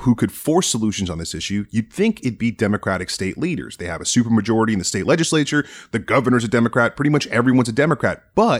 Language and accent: English; Miami, Florida, United States; moved away; where I grew up in Miami, going to Pinecrest Elementary Public School.